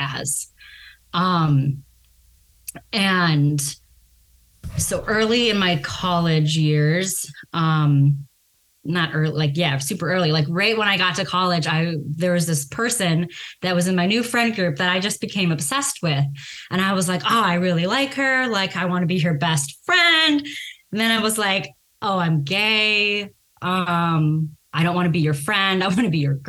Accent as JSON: {"language": "English", "town": "Chicago", "region": "Illinois", "country": "United States", "tie": "born or raised there", "moved": "as an adult", "lives_now": "California, United States", "said": "I grew up in Chicago, or suburbs of Chicago, rather, the west suburbs, DuPage County."}